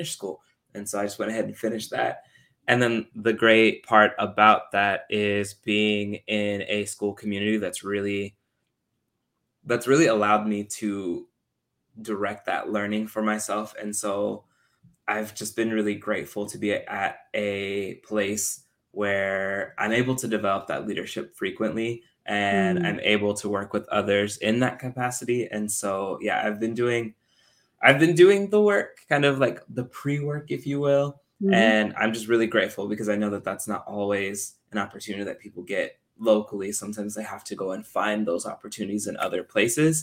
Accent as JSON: {"language": "English", "region": "Texas", "country": "United States", "tie": "born or raised there", "said": "I was born and raised in Texas, so full Texan through and through."}